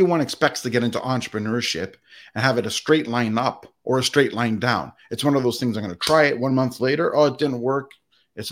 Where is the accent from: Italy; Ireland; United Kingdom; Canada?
Canada; I was born in Canada